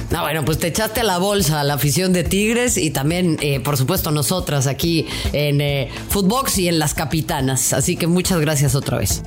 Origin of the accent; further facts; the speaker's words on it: Mexico; nuestro vecino del norte